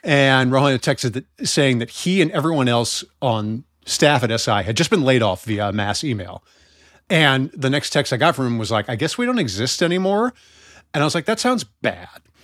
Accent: United States; I'm from America

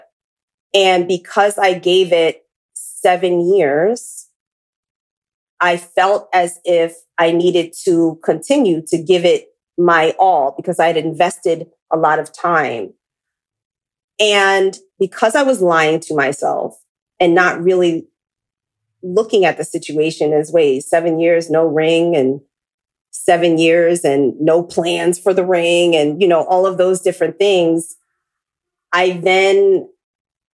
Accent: Philadelphia, Pennsylvania, United States; now in Los Angeles, United States; I'm from Philly.

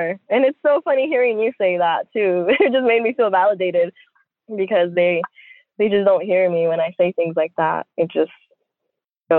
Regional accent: United States; born or raised there; also born or lived in Mexico

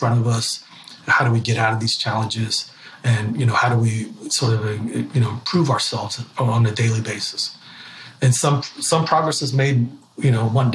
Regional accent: Ecuador; now in United States; I'm actually from Ecuador, South America, and my Spanish has gotten better

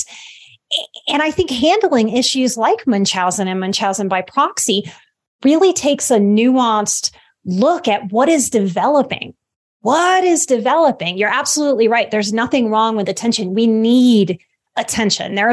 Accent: Louisiana, United States; I'm from the Gulf Coast. I'm from Louisiana

